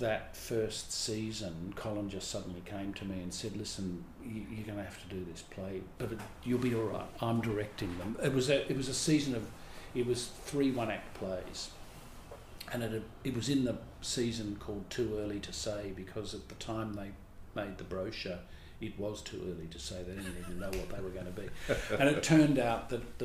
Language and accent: English; Melbourne, Victoria, Australia; I grew up in Melbourne